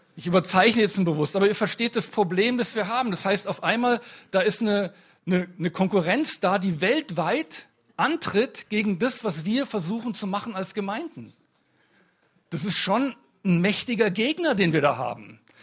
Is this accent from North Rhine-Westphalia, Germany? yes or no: no; Munich, Bavaria, Germany; ich komme aus München